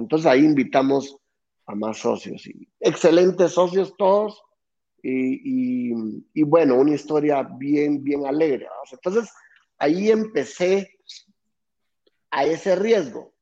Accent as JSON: {"language": "Spanish", "town": "Guatemala City", "region": "Guatemala Department", "country": "Guatemala", "tie": "born or raised there", "said": "nací aquí en Guate y nací en una familia sumamente emprendedora"}